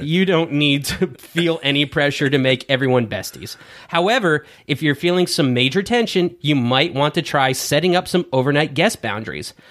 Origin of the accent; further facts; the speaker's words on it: United States; we're American, not British